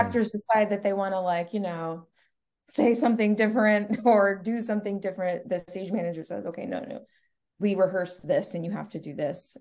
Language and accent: English; Stamford, Connecticut, United States; I was born and raised in Stamford